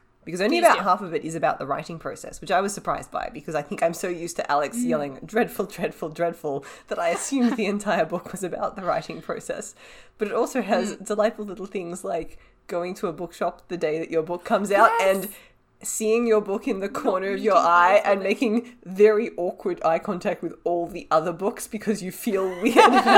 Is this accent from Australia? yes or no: yes; Australia; as an Australian